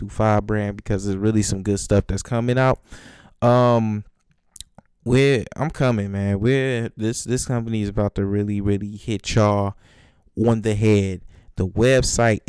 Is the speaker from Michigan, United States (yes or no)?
yes; Detroit, Michigan, United States; I never want to forget where I come from North End, Detroit North End. Don't want to forget where I come from, because that neighborhood made me the man that I am today